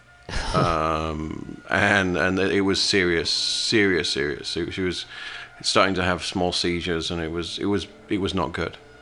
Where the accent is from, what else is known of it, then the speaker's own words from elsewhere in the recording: United Kingdom; moved away as an adult; now in United States; I'm from a British country. I'm from Great Britain